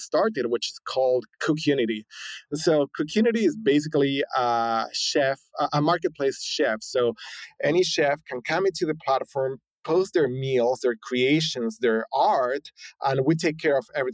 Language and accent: English; Argentina; moved away as an adult; also born or lived in San Francisco, United States; now in United States; I was born and raised in Argentina, spent, you know, most of my 20s in Argentina, moved here to the US in my late 20s